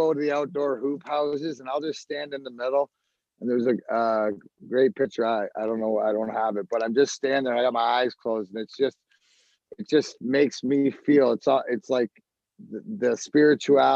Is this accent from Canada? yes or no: yes; Canada; now in United States; I'm Canadian